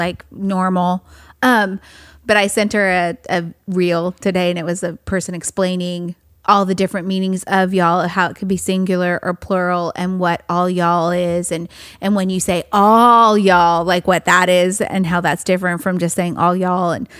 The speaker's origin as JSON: {"language": "English", "region": "coast of California", "country": "United States", "said": "I'm from California, like from the coast of California"}